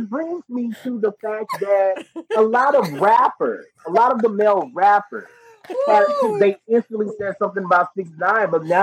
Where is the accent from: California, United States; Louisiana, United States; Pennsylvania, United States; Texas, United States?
Louisiana, United States; I live in Louisiana. I'm from the South.